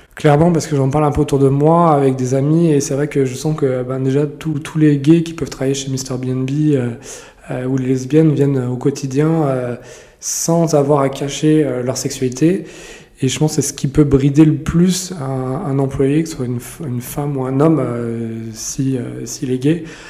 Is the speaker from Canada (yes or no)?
no; Lorraine, Grand Est, France; moved away; also born or lived in Paris; je suis pas du tout parisien, je suis lorrain d'origine